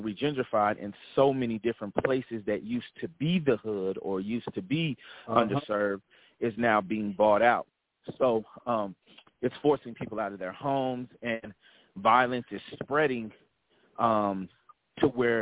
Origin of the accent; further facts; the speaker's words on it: Stone Mountain, Georgia, United States; now in Charlotte, United States; I actually call home Atlanta, Stone Mountain, which is where a lot of my youth that I was